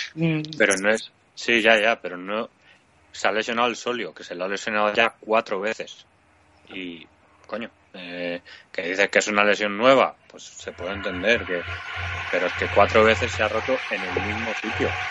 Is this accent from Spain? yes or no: yes; Mallorca, Balearic Islands, Spain; como mallorquín